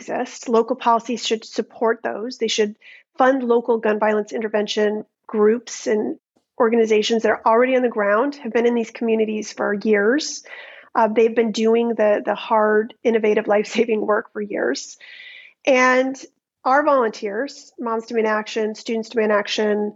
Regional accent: United States; as a teen growing up in America

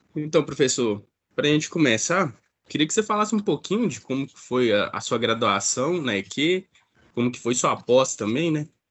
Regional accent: Ipatinga, Minas Gerais, Brazil; eu sou daqui da, da região, né, de Patinga

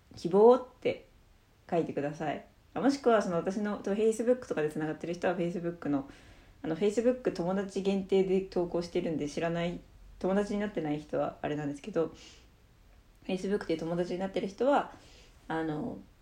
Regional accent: Obihiro, Hokkaido, Japan; 私帯広市なんですけど

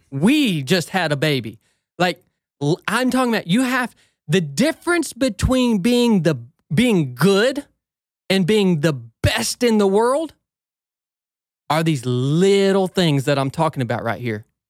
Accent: Northwest Georgia, United States; I grew up in Northwest Georgia

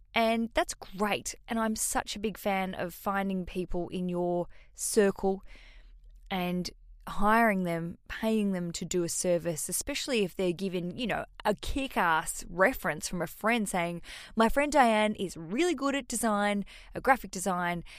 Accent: Hobart, Tasmania, Australia; I'm a comedian from Hobart, Tasmania, Australia

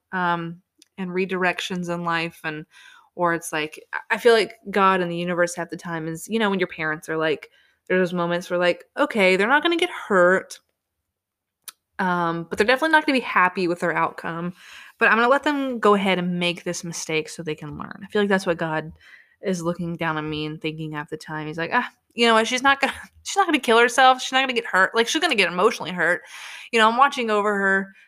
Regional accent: United States; I was from America

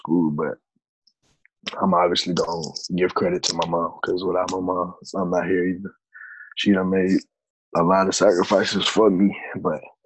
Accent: Spartanburg, South Carolina, United States; moved away; also born or lived in Virginia; I'm from Spartanburg, South Carolina. I went to Dorman High School, started playing football around age, six or seven

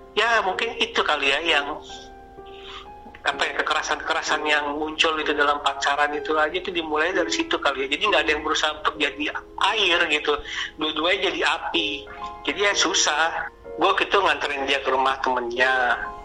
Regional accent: Sumatra, Indonesia; gue orang Sumatera

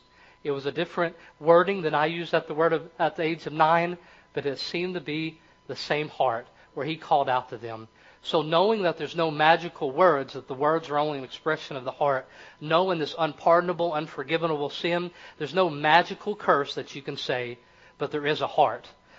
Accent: Kentucky, United States; accent: Kentucky; Or in my place, it discovers that I am from the country. I talk, I sound like I'm from Kentucky.

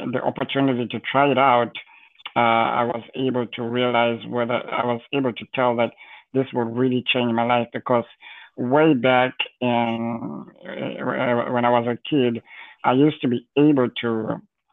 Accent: Zimbabwe; moved away; growing up in Zimbabwe, at the time, maybe now things have changed, I haven't been there in a while

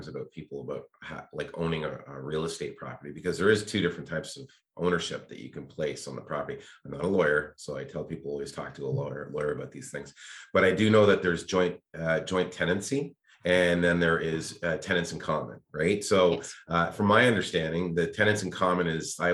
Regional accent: Toronto, Ontario, Canada; moved away as an adult; now in Ottawa, Canada; I came from Toronto

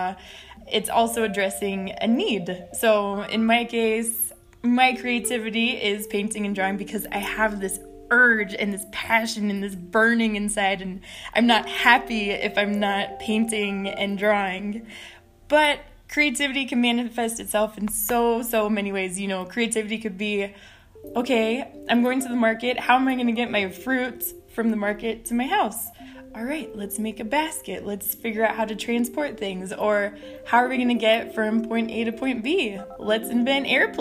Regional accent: Texas, United States; I was born in Texas to a Mexican-American family. My grandma was born in Ciudad Juarez, and because I grew up on the other side of the border

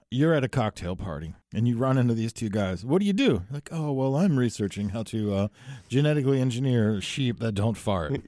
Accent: New Jersey, United States; my home state of New Jersey

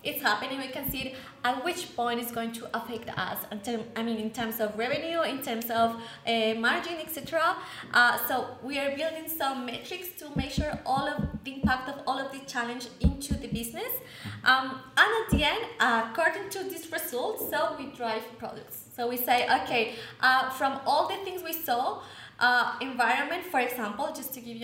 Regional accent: Colombia; I'm from Colombia

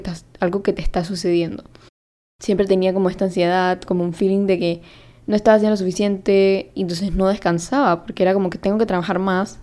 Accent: Panama; yo soy de Panamá y hablo español, también hablo inglés

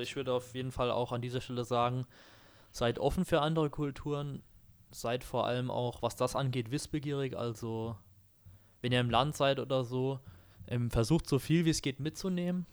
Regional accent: Germany; bei uns hier in Deutschland, ähm, wir kommen ja beide auch aus Dörfern

